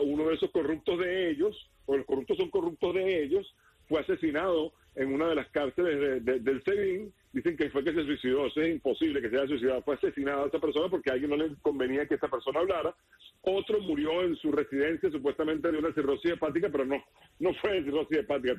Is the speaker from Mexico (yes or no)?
no; Venezuela; yo como venezolano